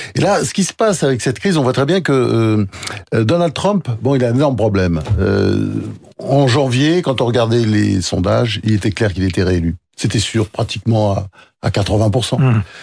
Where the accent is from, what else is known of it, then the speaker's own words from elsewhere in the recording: Delaware, United States; je suis né dans le Delaware